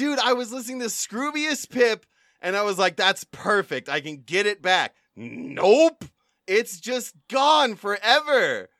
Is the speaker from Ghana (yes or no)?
no; United Kingdom; accent: British; backstory on this, people at home, is I think I've lost my British accent because I've been consuming a lot of Australian media lately, and I just think that it's gone.